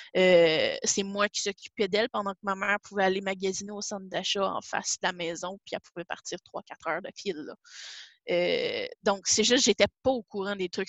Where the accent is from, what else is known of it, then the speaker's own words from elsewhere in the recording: Saint-Jérôme, Quebec, Canada; now in Gatineau, Canada; Je, euh, viens de Saint-Jérôme, euh, mais présentement, j'habite à, Gatineau depuis, ça, va, ça a fait huit ans le 29 février